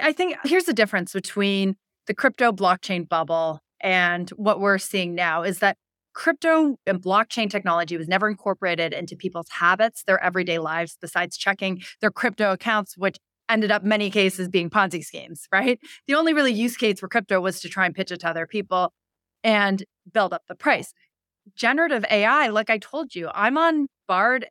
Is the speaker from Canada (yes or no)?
yes; Canada; moved away; I'm Canadian